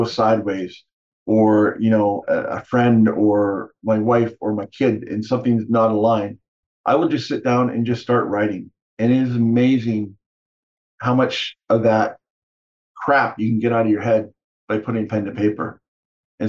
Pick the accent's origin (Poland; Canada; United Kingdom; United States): Canada; I grew up in Canada